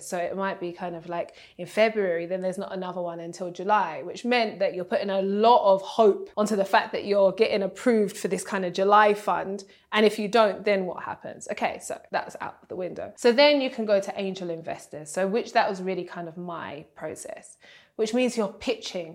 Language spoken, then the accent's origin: English; Nigeria; I'm Nigerian